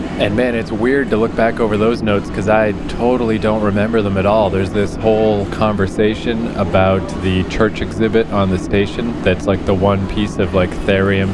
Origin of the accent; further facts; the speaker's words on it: Fredericton, New Brunswick, Canada; moved away; also born or lived in New York City; my hometown in Fredericton, New Brunswick, very tiny city